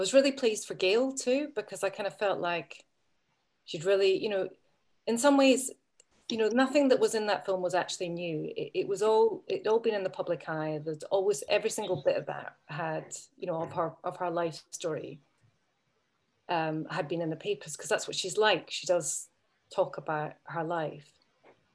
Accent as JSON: {"language": "English", "town": "Edinburgh", "region": "Scotland", "country": "United Kingdom", "said": "I'm from Edinburgh and I'm just a wee bit younger than her"}